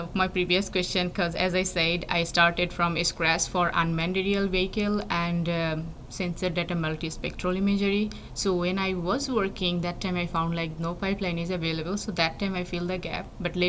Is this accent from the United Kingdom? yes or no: no; Bangladesh; English is a second language; Well, I am from a developing country. If you know, Bangladesh is a developing country